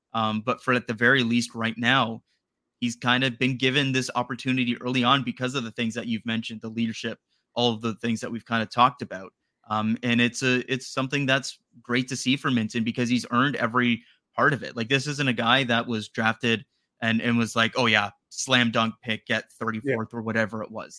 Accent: Strathroy, Ontario, Canada; Easton Cowan's from Strathroy, Ontario. I, he's from my hometown

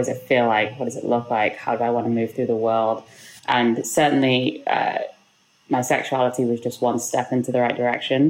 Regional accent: Liverpool, North West England, United Kingdom; moved away as an adult; also born or lived in London; now in New York, United States; I grew up in Liverpool in the UK.

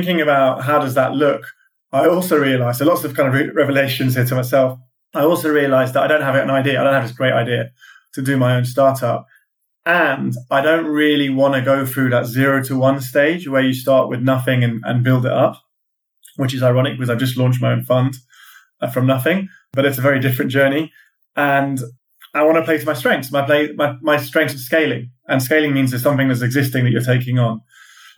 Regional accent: London, United Kingdom; also born or lived in California; I'm a Londoner

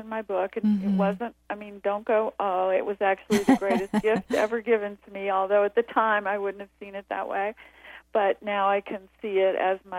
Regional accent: the South, United States; moved away; I grew up in the South in the 50s

